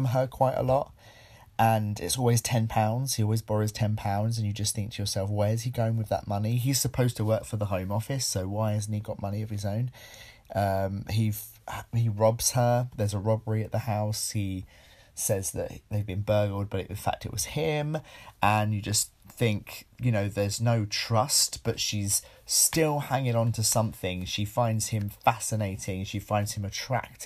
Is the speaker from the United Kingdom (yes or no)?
yes; United Kingdom; we're British